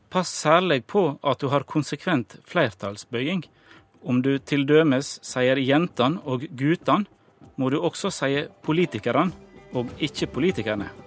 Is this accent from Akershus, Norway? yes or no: no; Sunndalen, Nordmøre, Møre og Romsdal, Norway; Og Søndalen inns på Nordmøre, der jeg kommer ifra.